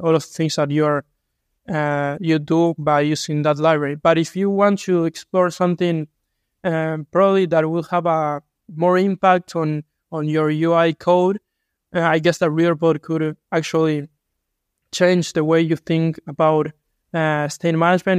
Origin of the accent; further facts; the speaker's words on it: Uruguay; I'm from Uruguay